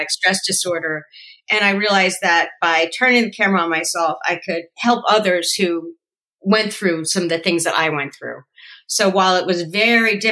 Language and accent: English; New Jersey, United States; moved away as an adult; also born or lived in Yonkers, New York / New York / Hollywood; I was born in Yonkers, but I really grew up in New Jersey